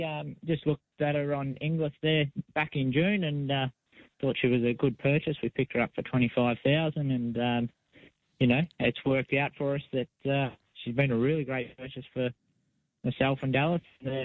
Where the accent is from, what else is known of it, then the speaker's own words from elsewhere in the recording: Balranald, New South Wales, Australia; also born or lived in Victoria / South Australia; now in Sunshine Coast, Australia; I grew up in Balranald on the New South Wales-Victorian border